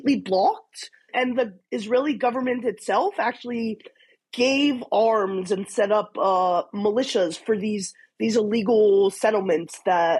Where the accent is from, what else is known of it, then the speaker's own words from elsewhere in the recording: Canada; as a Jew, as a Canadian